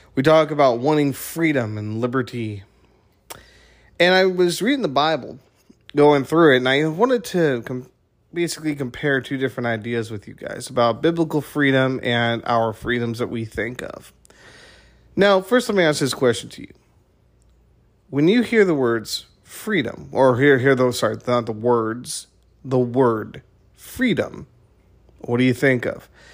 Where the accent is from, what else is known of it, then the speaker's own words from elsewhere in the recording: United States; as an American